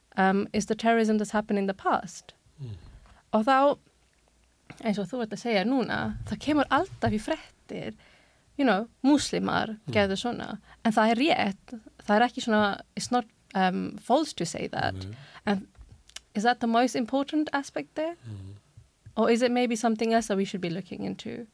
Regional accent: England, United Kingdom; Icelandic is a second language; also born or lived in Germany / Pakistan (parents); now in Iceland; ég fættis í Þískaland og ólst upp á um, Englandi

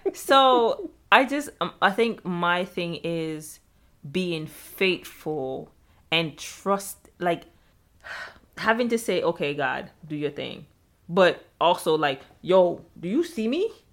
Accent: Jamaica; moved away; I'm Jamaican

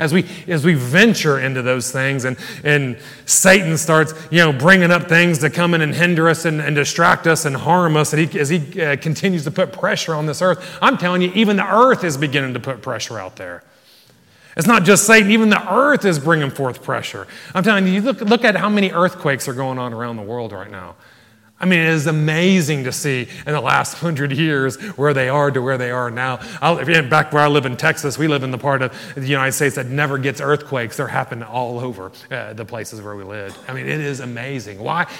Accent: Ireland; And probably not because we're from Ireland, amen?

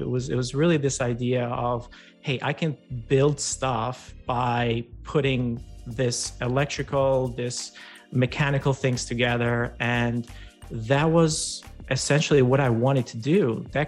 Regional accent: Albania; and I grew up in Albania, and you know, in a rural farm kind of town.

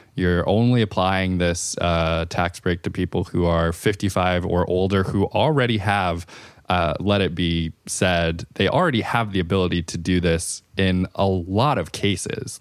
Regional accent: California, United States; as a Californian

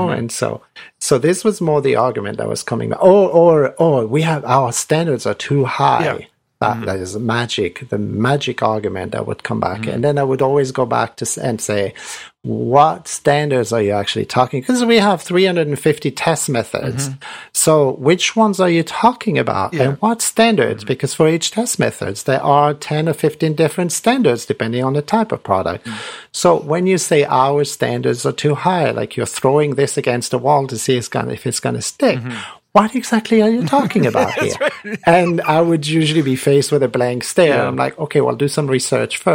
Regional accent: France; moved away as an adult; also born or lived in Vietnam; I grew up in France and went to engineering school in France

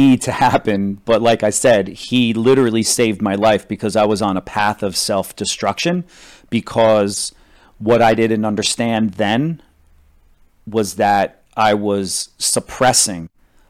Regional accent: New Jersey, United States; moved away as an adult; I grew up in New Jersey and on the Jersey Shore. And then when I was 18, I went to New York to model because I needed a job and to make some money.

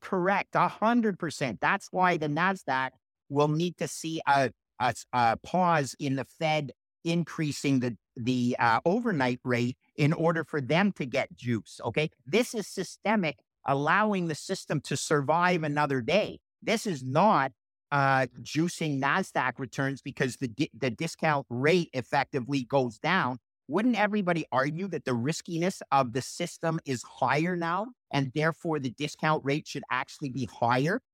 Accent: Canada; I'm Canadian

